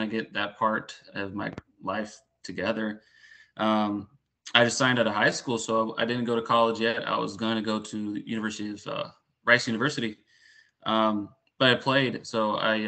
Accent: Puerto Rico; moved away; also born or lived in Houston; But I grew up in Puerto Rico, a little bit in Houston, mostly in Puerto Rico. And just grew up bilingual

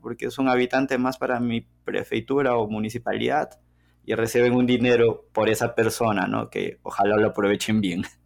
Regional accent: La Oroya, Junín, Peru; moved away as an adult; now in Belo Horizonte, Brazil; Yo nací en Perú, específicamente en la ciudad de La Broya, que está en los Andes, en la región central del Perú.

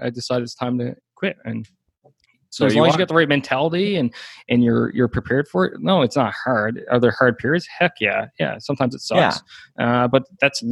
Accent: Newfoundland and Labrador, Canada; moved away as an adult; I'm from a super small hometown. Like, my hometown was only a couple hundred people.

